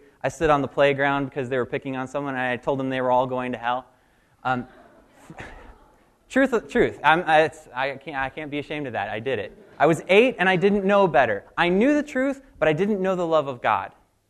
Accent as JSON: {"language": "English", "town": "Richmond", "region": "Virginia", "country": "United States", "moved": "as an adult", "lives_now": "Coconut Creek, United States", "said": "I'm from Coconut Creek, and 6 years ago, my family moved to Florida from Richmond. I was very excited to go. I was actually the one who told my dad, yep, we got to go."}